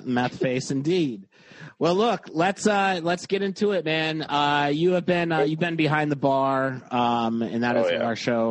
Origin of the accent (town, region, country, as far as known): Binghamton, New York, United States